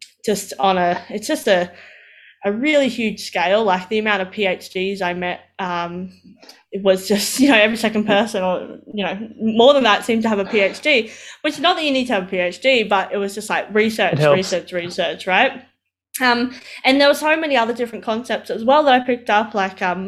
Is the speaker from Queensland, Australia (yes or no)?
yes; Roma, Queensland, Australia; moved away as an adult; also born or lived in Brisbane; now in Toowoomba, Australia; I grew up in Roma. So that's right. A small country town in Toowoomba, in Queensland